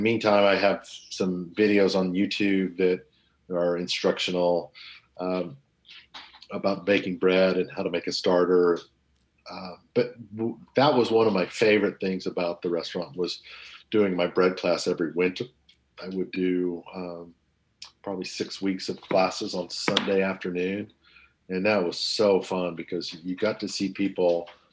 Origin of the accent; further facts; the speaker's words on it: Bartlesville, Oklahoma, United States; moved away; in my hometown of Bartlesville, Oklahoma